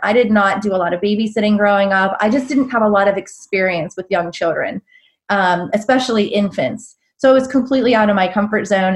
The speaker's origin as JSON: {"language": "English", "town": "Pittsburgh", "region": "Pennsylvania", "country": "United States", "also_born_or_lived": "Charlotte, North Carolina", "moved": "as an adult", "lives_now": "Black Mountain, United States", "said": "I'm originally from the Pittsburgh area, and I moved down south"}